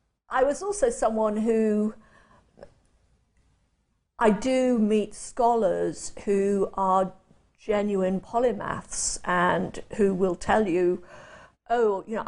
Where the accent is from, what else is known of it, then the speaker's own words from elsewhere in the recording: Chester, North West England, United Kingdom; born there; I was born and spent my first 5 years in Chester, which is on the boundary of England and the north of Wales.